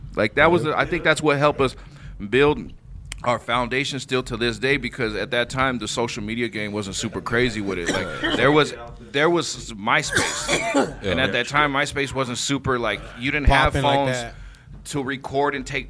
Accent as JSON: {"language": "English", "town": "Avondale", "country": "United States", "tie": "born or raised there", "said": "Yeah, born and raised."}